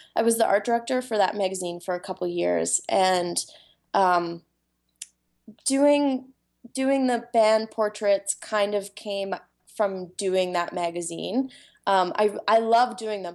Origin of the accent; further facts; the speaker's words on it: Vancouver Island, British Columbia, Canada; now in Vancouver, Canada; I grew up on Vancouver Island